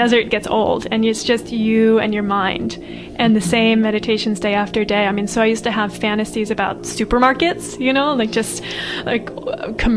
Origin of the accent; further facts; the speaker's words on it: United States; moved away as an adult; I grew up in California, New England